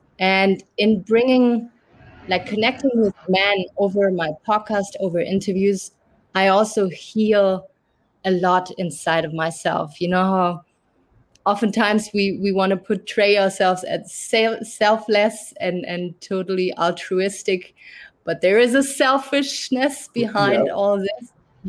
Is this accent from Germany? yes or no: yes; Germany; English is a second language; moved away as an adult; now in Canada; I'm originally from Germany, but I grew up in a French family and a German family. That's why I might not have the harsh German accent. I moved to Canada 7 years ago